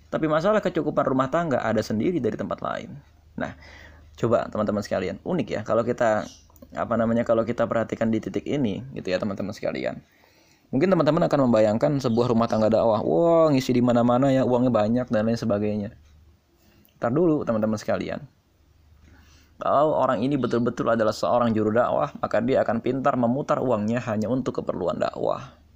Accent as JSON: {"language": "Indonesian", "town": "East Jakarta", "region": "Jakarta", "country": "Indonesia", "said": "karena tingkatnya beda daerahnya juga berbeda saya dari Jakarta Timur istri saya dari Jakarta Selatan"}